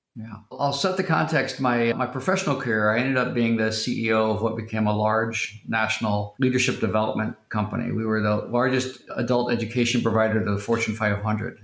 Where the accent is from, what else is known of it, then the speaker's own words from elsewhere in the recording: Tulsa, Oklahoma, United States; I grew up in Tulsa, Oklahoma